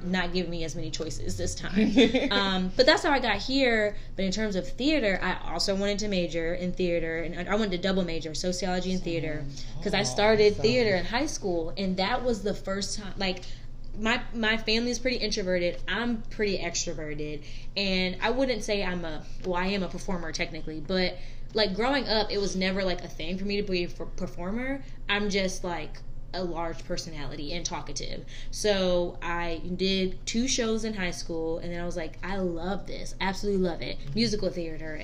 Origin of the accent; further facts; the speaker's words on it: North Carolina, United States; moved away as an adult; also born or lived in New York / Fort Bragg; now in Tallahassee, United States; wanted to go back down south because I'm from North Carolina